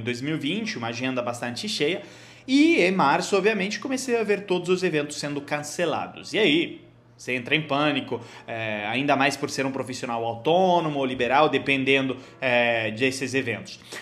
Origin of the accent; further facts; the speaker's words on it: Genoa, Liguria, Italy; Portuguese is a second language; moved away as an adult; also born or lived in Milan, Italy / Cairo, Egypt / United States; now in Brazil; perto de Gênova, a cidade onde eu nasci